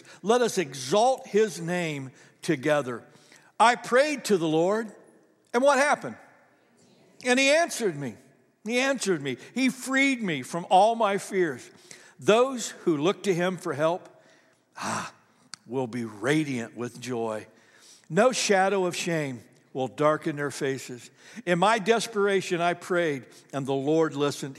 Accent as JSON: {"language": "English", "region": "Ohio", "country": "United States", "tie": "born or raised there", "said": "I grew up in Ohio"}